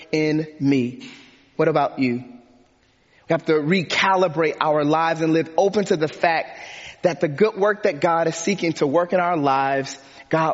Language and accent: English; Detroit, Michigan, United States; I grew up in Detroit, Michigan